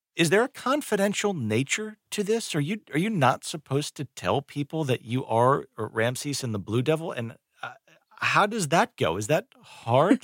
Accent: Northeast, United States; now in North Carolina, United States; I did not grow up around here. I grew up in the Northeast

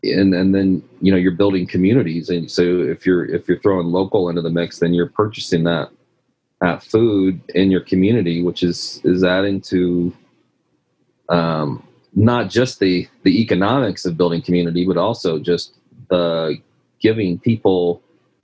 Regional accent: Midwest, United States; moved away as an adult; also born or lived in California; we're both from the Midwest

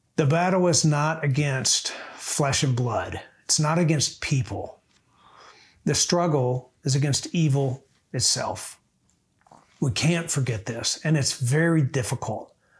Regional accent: Michigan, United States; now in Nashville, United States; I grew up in Michigan

